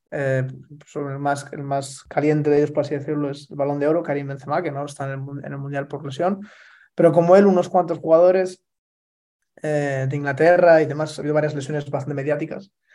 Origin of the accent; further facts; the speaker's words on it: Spain; moved away; España, mi país natal